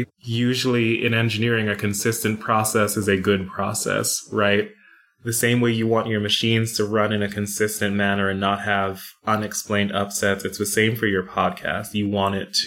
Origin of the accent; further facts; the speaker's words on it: New York, United States; now in North Carolina, United States; I'm originally from New York